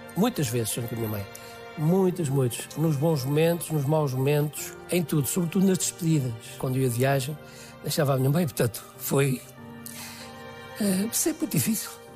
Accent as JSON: {"language": "Portuguese", "town": "Guarda", "region": "Centro", "country": "Portugal", "tie": "born or raised there", "also_born_or_lived": "France", "moved": "as an adult", "said": "eu sou da Guarda"}